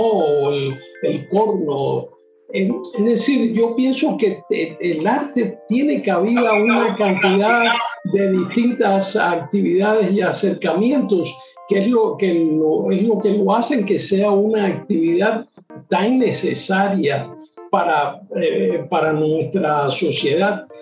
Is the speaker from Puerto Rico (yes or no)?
no; Cuba; en mi país, en Cuba